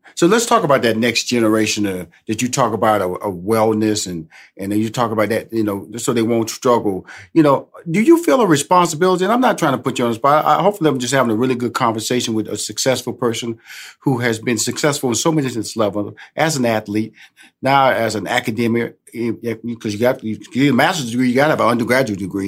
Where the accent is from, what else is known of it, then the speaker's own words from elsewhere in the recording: Houston, Texas, United States; I'm originally from Houston, Texas